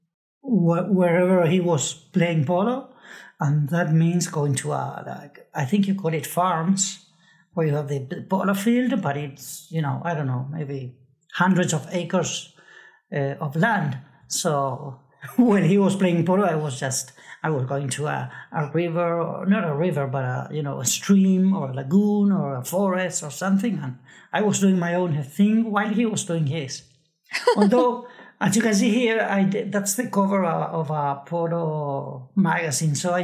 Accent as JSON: {"language": "English", "region": "Buenos Aires", "country": "Argentina", "tie": "born or raised there", "said": "I grew up in Buenos Aires"}